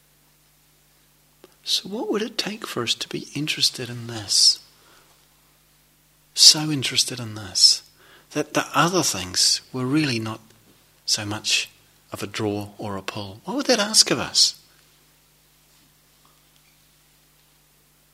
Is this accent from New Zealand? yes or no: yes; New Zealand; moved away; I come from New Zealand where there's, as probably you're familiar with the reputation, there's quite a lot of sheep. I grew up in the country